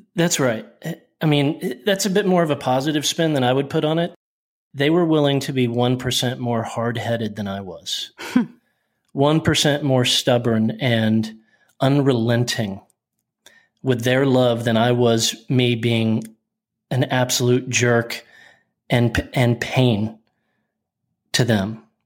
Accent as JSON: {"language": "English", "town": "Oklahoma City", "region": "Oklahoma", "country": "United States", "tie": "born or raised there", "said": "I was born in January in a hospital in Oklahoma City"}